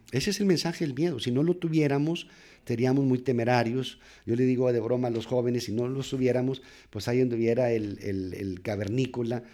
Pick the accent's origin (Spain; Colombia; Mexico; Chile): Mexico; Nogales, Sonora; moved away as an adult; also born or lived in Torreón, Coahuila, Mexico; now in Monterrey, Mexico; Yo, soy nacido en Torreón, pero crecido en, la frontera de Nogales, Sonora